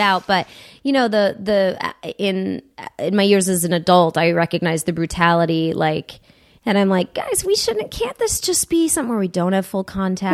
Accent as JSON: {"language": "English", "town": "Huntington Woods", "region": "Michigan", "country": "United States", "tie": "born or raised there"}